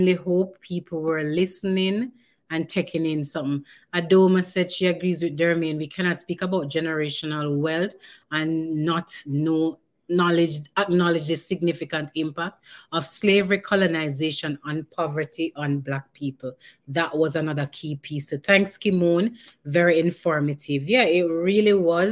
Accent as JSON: {"language": "English", "country": "Jamaica", "said": "I'm Jamaican"}